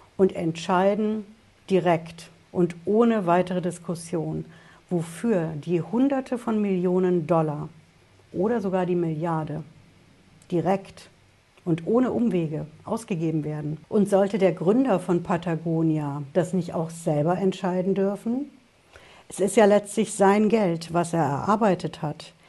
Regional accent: Germany; bei uns in Deutschland

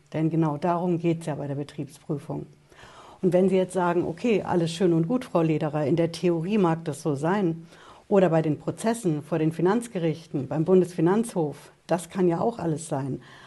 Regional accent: Germany; bei uns in Deutschland

